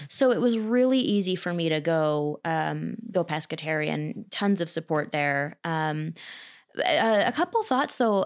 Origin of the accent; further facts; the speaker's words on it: Cherry Hill, New Jersey, United States; I'm from Cherry Hill, New Jersey, which is twenty, thirty minutes east of Philadelphia.